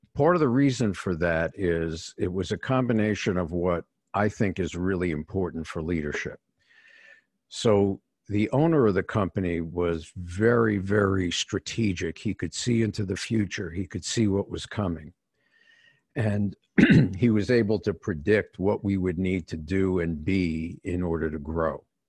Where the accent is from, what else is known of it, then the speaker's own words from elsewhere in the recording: New York City, New York, United States; I was born in New York City